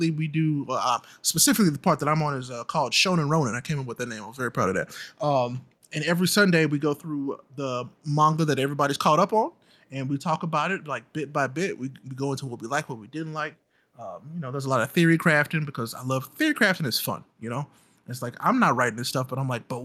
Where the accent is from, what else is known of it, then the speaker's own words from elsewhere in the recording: St. Louis, Missouri, United States; I grew up in the city of St. Louis